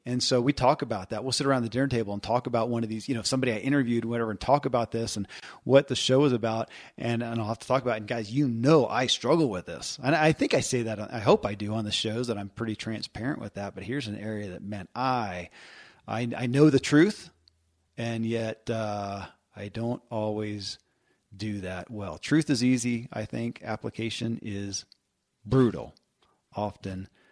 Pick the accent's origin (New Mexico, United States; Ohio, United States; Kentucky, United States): Kentucky, United States; born or raised there